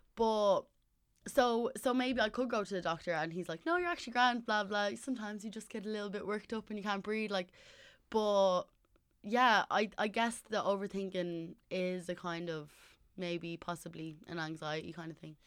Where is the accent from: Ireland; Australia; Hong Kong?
Ireland; also born or lived in Southside; I'm from North Side, but I was living on South Side.